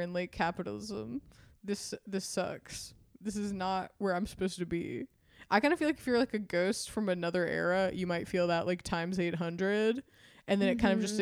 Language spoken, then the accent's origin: English; Mississippi, United States; I think I'm from Mississippi